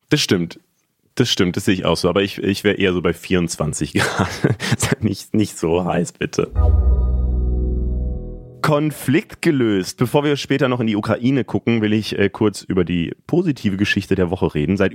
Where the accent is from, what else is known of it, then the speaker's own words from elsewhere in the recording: Berlin, Germany; wenn ich jetzt als Berliner dorthin müsste